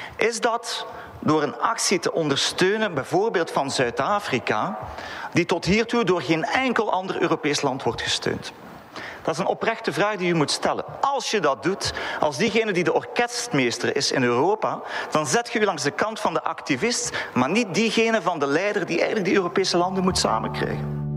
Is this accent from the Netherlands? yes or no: no; Belgium; als Belg